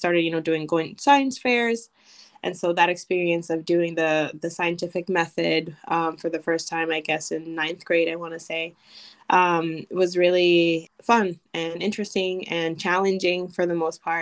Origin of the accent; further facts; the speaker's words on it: Ponce, Puerto Rico; moved away as an adult; also born or lived in Chicago, Illinois, United States; now in Madison, United States; I grew up in Ponce, Puerto Rico, actually. So I'm from Puerto Rico, although I was born in Chicago.